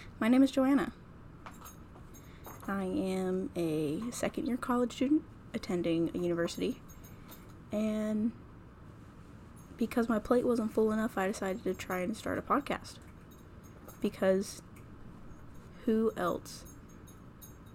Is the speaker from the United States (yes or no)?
yes; North Carolina, United States; I'm from North Carolina.